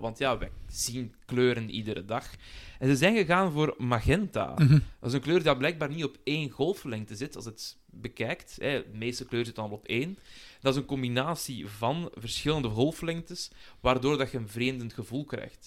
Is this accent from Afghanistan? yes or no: no; Belgium; als Belg